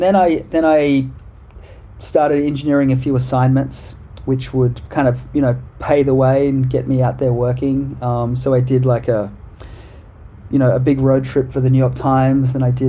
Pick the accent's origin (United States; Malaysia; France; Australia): Australia; I guess I have a perspective about my home country that I didn't have before.